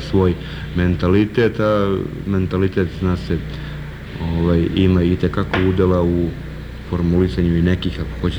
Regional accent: Kragujevac, Šumadija, Serbia; Ja se osjećam na neki način kao rođeni Kragujevčanin no, i čovjek koji radi i živi u Kragujevcu

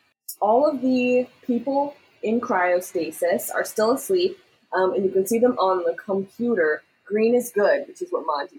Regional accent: Canada

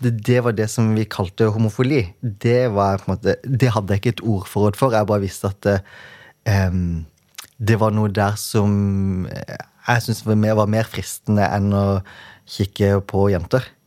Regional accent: Kristiansand, Agder, Norway; jeg kommer fra Flekkerøy, som er ei lita øy utenfor Kristiansand.

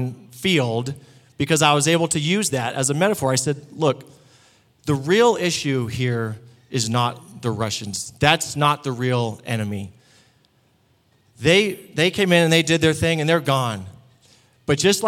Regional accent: United States; I'm a Christian from America

